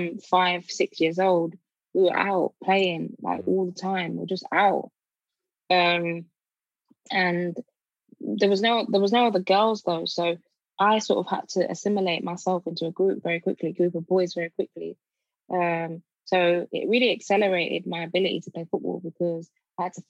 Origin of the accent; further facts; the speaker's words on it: Birmingham, West Midlands, United Kingdom; also born or lived in Nigeria; I grew up in Birmingham, so South Birmingham area called Kings Norton, on a council estate